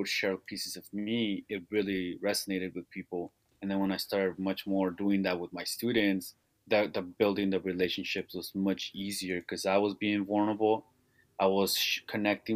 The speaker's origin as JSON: {"language": "English", "town": "Salinas", "region": "California", "country": "United States", "tie": "born or raised there", "said": "growing up in Salinas and being born and raised on the east side of Salinas"}